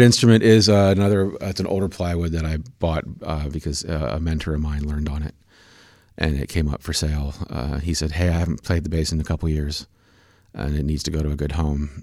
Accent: Manhattan, Kansas, United States; I grew up in Manhattan, Kansas

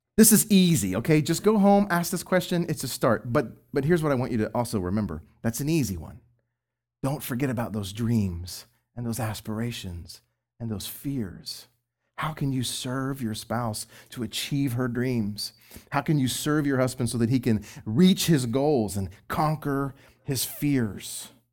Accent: Texas, United States; I'm from Texas

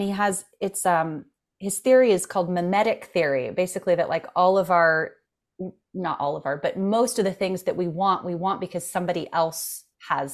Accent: France; moved away; so we both grew up in France

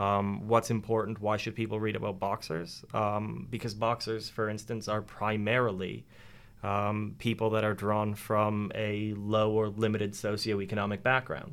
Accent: Canada; moved away as an adult; now in Penryn, United Kingdom; I'm Canadian

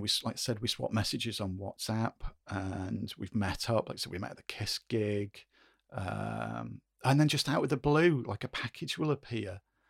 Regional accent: United Kingdom; because we're, you know, we're British, we don't have Thanksgiving Day over here.

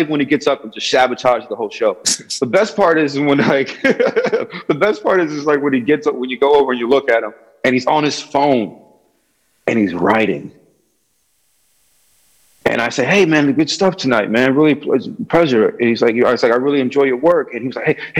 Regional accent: New Britain, Connecticut, United States; now in Hartford, United States; I currently live in Hartford. I'm born and raised in New Britain, Connecticut

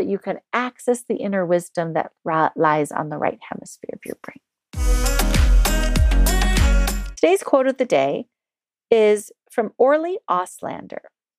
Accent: England, United Kingdom; After all, I was born and raised in the United Kingdom, where we apologize incessantly for everything except raping and pillaging other countries.

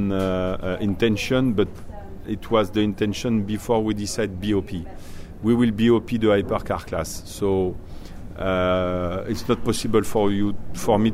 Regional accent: Le Mans, Pays de la Loire, France; I was born in Le Mans and I all my life was here.

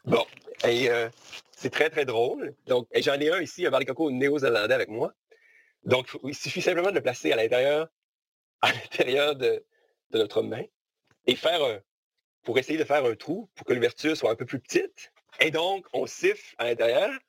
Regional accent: Gaspésie, Quebec, Canada; moved away as an adult; now in New Zealand; la Gaspésie est quand même très, très importante pour nous quand on est gaspésien

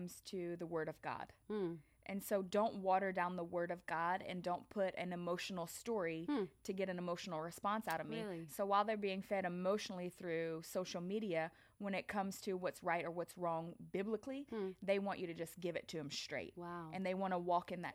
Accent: Louisiana, United States; I'm from Louisiana

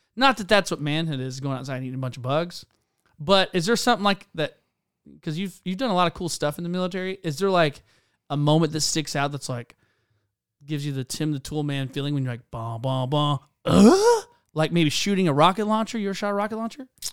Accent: South Carolina, United States; I grew up in South Carolina

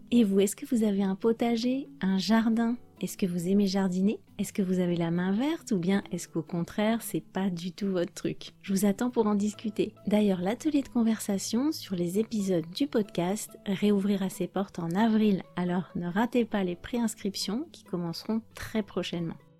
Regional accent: France; je suis française

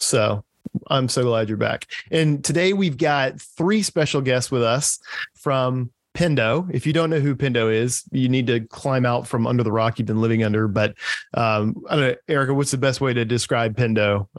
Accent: North Carolina, United States; my home state of North Carolina.

